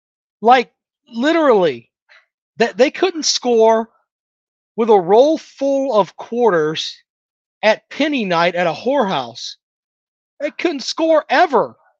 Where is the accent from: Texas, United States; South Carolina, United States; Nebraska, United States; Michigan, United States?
South Carolina, United States; Charleston; I am from South Carolina.